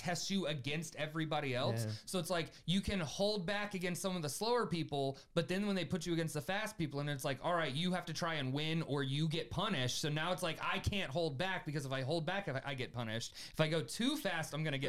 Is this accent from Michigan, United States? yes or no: no; Florida, United States; I'm from Florida